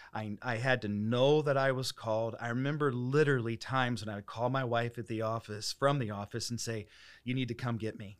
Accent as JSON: {"language": "English", "town": "Dayton", "region": "Ohio", "country": "United States", "also_born_or_lived": "Springfield, Missouri / Collinsville, Illinois / Saint Charles, Missouri / Mount Morris", "moved": "as an adult", "lives_now": "Holland, United States", "said": "I'm from Dayton, Ohio"}